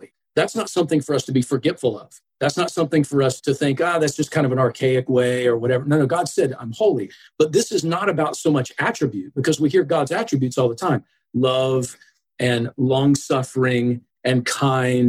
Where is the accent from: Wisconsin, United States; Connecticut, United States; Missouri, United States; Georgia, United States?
Georgia, United States; Atlanta; now in Buffalo, United States; I grew up in Georgia. And so I'm originally from the southeast portion of the United States, metro Atlanta area.